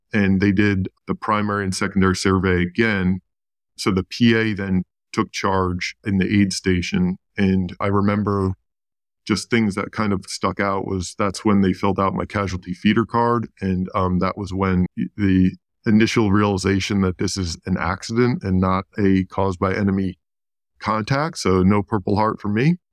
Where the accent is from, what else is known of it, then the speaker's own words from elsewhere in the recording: New York, United States; I grew up in New York